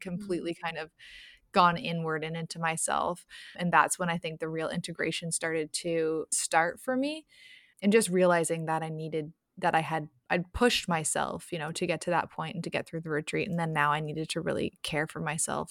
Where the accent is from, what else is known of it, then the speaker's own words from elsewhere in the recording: Toronto, Ontario, Canada; I'm from Toronto and Toronto, Canada